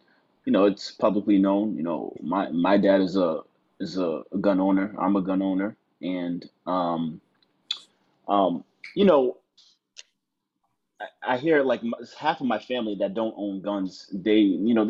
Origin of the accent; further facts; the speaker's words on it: United States; as an American